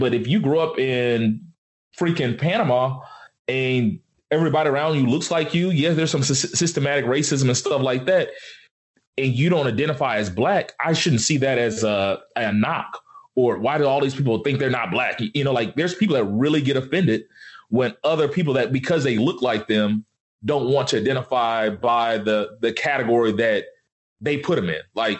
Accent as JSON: {"language": "English", "country": "Nigeria", "lives_now": "United States", "said": "We're just saying, no, I'm Nigerian. I'm a Nigerian American, you know, and I don't identify, like, my family's still in Nigeria."}